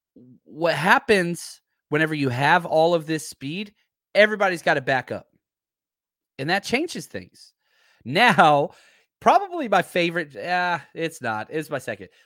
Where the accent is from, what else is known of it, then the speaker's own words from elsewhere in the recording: Texas, United States; I'm from Texas